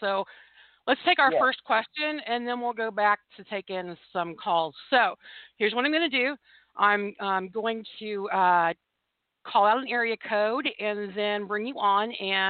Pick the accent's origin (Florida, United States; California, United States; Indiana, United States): Indiana, United States; now in Tulsa, United States; Well, I'm from Indiana. Now, my husband's here from Oklahoma. He was born in Broken Arrow, and we're in Tulsa now.